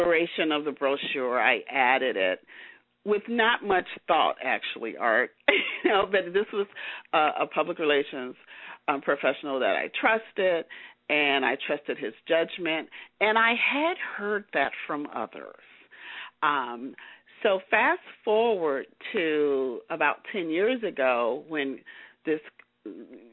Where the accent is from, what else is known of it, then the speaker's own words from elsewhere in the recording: Chicago, Illinois, United States; moved away as an adult; also born or lived in Los Angeles; I'm a native of Chicago